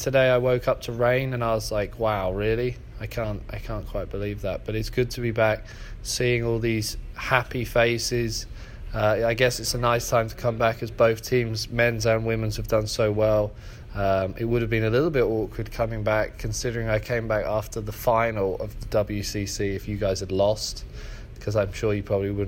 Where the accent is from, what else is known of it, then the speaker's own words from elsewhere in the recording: England, United Kingdom; also born or lived in San Diego, United States; now in Toledo, United States; I'm from England.